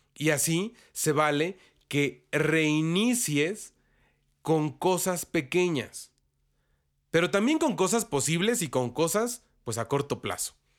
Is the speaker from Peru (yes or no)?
no; Mexico; los que somos mexicanos y católicos